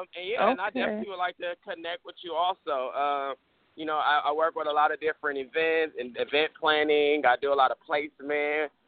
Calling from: Los Angeles, California, United States; I am calling from Los Angeles, California. Los Angeles, Hollywood.

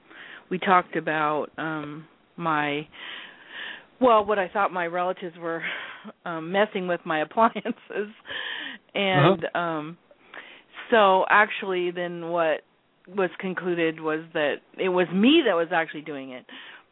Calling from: Everett, Washington, United States

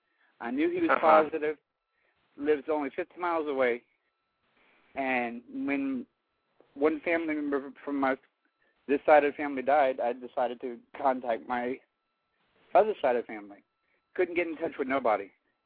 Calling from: Lafayette, Louisiana, United States; from Lafayette, Louisiana.

